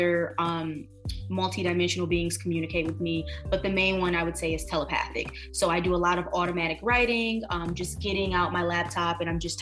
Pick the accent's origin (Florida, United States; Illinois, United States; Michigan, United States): Michigan, United States; Detroit; moved away as an adult; now in New York City, United States; born and raised in Detroit, Michigan, now here in NYC for the last 4 years